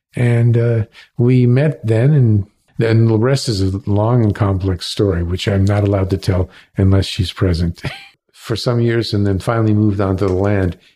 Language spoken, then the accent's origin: English; Cleveland, Ohio, United States; also born or lived in Alabama / San Francisco; now in Canada; I was born in Cleveland